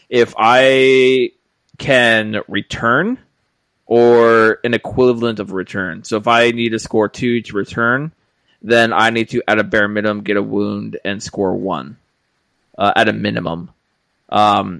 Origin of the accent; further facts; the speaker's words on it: United States; We're American here.